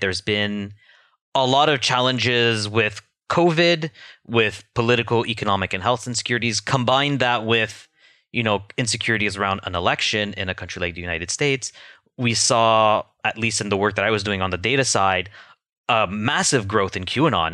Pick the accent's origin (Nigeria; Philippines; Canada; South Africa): Canada; as a Canadian